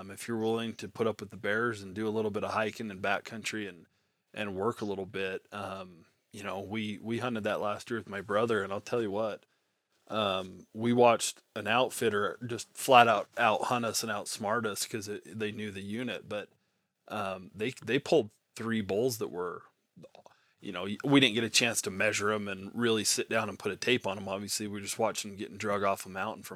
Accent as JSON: {"language": "English", "region": "Nevada", "country": "United States", "tie": "born or raised there", "said": "I grew up in Nevada"}